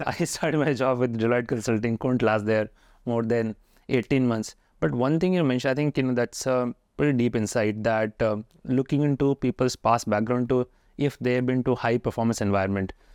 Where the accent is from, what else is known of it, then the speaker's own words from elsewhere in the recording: Haridwar, Uttarakhand, India; I'm also from Western U P, Haridwar